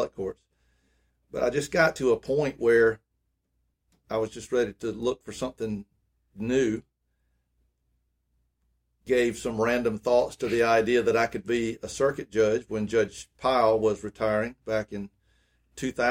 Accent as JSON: {"language": "English", "town": "Greenwood", "country": "United States", "tie": "born or raised there", "said": "growing up in Greenwood"}